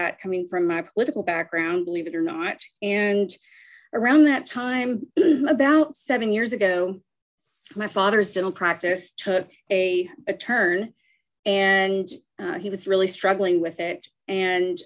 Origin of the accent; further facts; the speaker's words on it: Nashville, Tennessee, United States; I am a Nashville native. I grew up in Tennessee